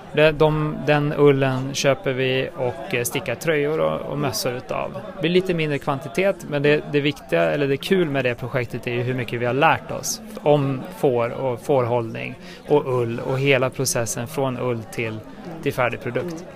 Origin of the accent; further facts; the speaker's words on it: outside Enköping, Uppsala County, Sweden; utanför Enköping, då, där jag är uppvuxen.